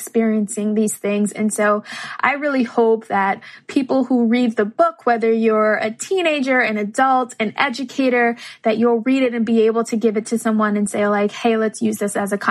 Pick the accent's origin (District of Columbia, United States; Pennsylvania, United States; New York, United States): New York, United States; New York City; I'm from the Bronx